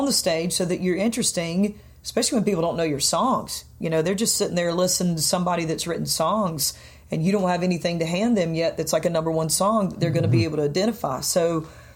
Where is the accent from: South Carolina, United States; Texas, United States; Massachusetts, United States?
South Carolina, United States; now in Nashville, United States; I'm from South Kakalaki